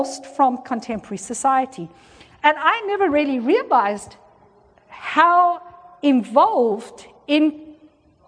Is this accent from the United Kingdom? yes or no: no; South Africa; I was born in South Africa and I grew up in South Africa at the height of apartheid.